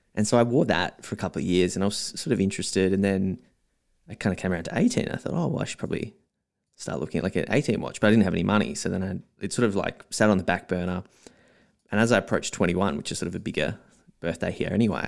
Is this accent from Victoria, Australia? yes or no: yes; Melbourne, Victoria, Australia; also born or lived in South Australia; most of my life in Melbourne, maybe twenty, twenty-eight years here